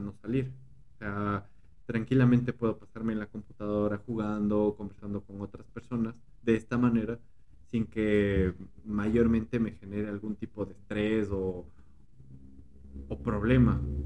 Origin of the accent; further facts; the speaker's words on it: Quito, Pichincha, Ecuador; now in State of Mexico, Mexico; Soy, soy, soy de Ecuador, soy de Ecuador, soy de Quito, Ecuador